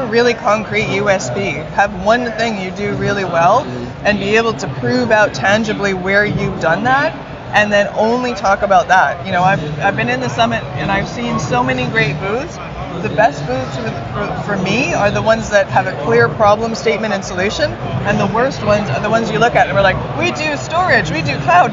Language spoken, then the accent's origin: English; Canada; I'm Canadian